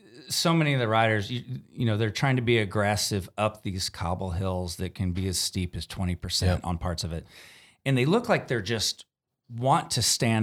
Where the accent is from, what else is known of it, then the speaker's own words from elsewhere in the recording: Texas, United States; Being a Texan, a home field advantage might be heat.